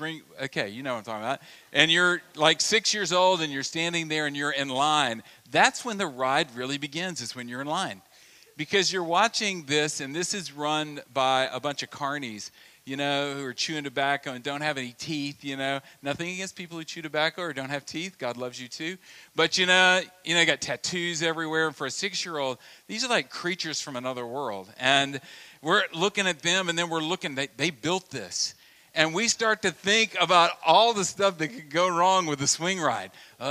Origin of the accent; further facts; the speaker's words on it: Louisiana, United States; But when I was a little kid, I grew up in Louisiana, and we would have the parish fair in our hometown because we were Central Louisiana.